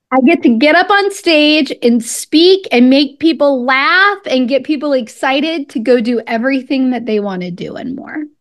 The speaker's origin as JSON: {"language": "English", "town": "Pensacola", "region": "Florida", "country": "United States", "tie": "born or raised there", "also_born_or_lived": "Washington, District of Columbia, United States", "moved": "yes", "said": "I'm originally from Pensacola, Florida"}